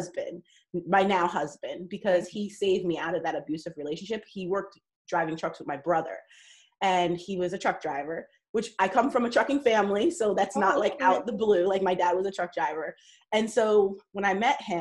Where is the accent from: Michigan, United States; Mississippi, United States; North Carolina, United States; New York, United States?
New York, United States; I grew up in New York